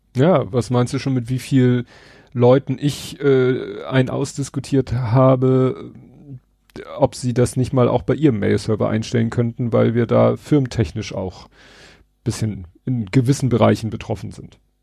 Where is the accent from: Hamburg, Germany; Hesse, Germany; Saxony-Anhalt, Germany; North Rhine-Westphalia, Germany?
Hamburg, Germany; als Hamburger